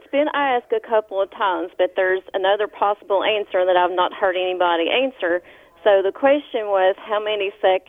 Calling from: Greensburg, Kentucky, United States; I am calling from Greensburg, Kentucky.

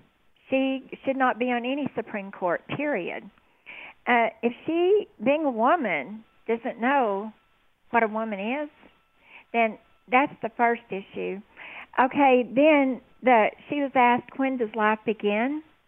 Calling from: Texas Panhandle, United States; I'm calling from the Texas Panhandle.

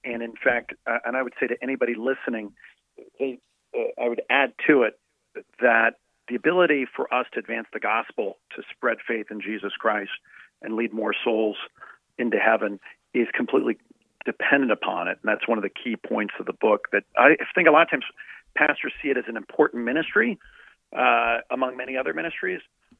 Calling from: Virginia, United States; Oh, Northern Virginia. I'm outside of the Beltway, so you can't blame me for anything in Washington, but I am in the Northern Virginia area.

